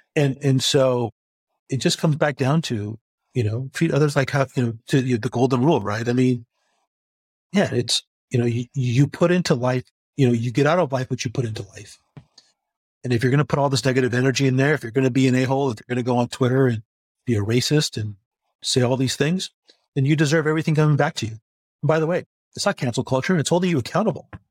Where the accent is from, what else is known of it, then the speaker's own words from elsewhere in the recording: United States; also born or lived in China / Singapore; I'm the American expat